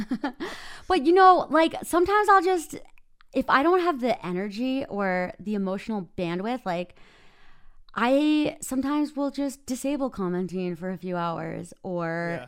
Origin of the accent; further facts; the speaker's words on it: Minnesota, United States; now in Park City, United States; I live in Park City, Utah. I'm originally from Minnesota.